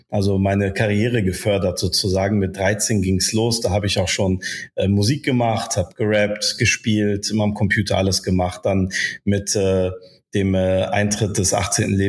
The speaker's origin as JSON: {"language": "German", "town": "Bonn", "region": "North Rhine-Westphalia", "country": "Germany", "tie": "born or raised there", "also_born_or_lived": "Casablanca, Morocco", "second_language": "German", "said": "bin äh, gebürtiger Marokkaner in Casablanca geboren, bin dann als Baby in das schöne äh, Regierungsviertel nach Bad Godesberg bekommen äh, gekommen, weil meine Eltern äh, beruflich äh, da zu tun hatten. Und dann bin ich hier aufgewachsen"}